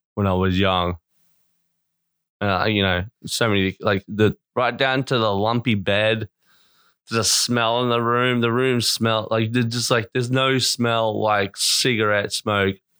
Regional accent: Australia; born or raised there; also born or lived in Melbourne

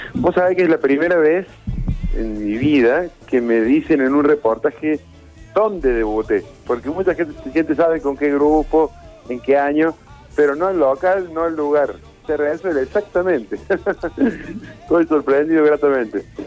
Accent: Rosario, Santa Fe, Argentina; moved away; cuando era chico, cuando vivía en Rosario

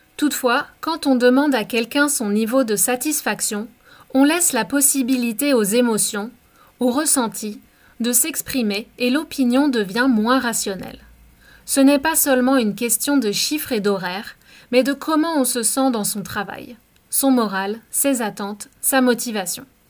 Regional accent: France; moved away; also born or lived in Canada; je suis Française et que j'ai travaillé en France et à l'étranger

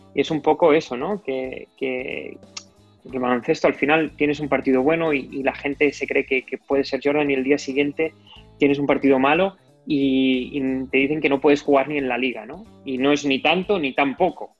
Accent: El Masnou, Catalonia, Spain; yo soy de Masno, que es un pueblo de 10 minutos

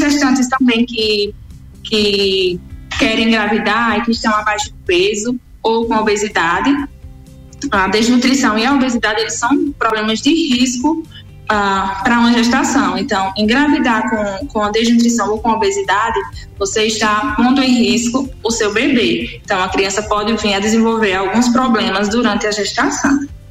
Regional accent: Sergipe, Brazil; moved away as an adult; also born or lived in Aracaju; eu sou de Sergipe, do estado de Sergipe

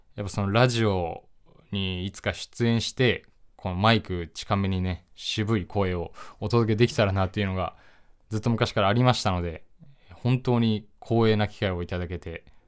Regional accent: Tokyo, Japan; 1999年生まれの23歳で、東京都出身です

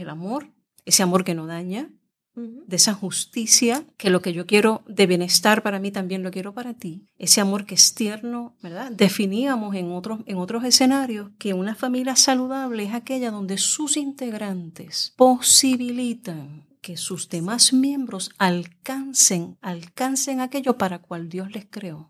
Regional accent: Puerto Rico; la realidad nuestra como mujeres puertorriqueñas

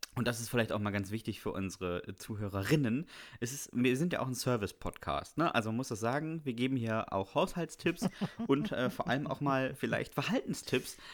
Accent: Bremen, Germany; ich bin ja in Bremen zur Schule gegangen

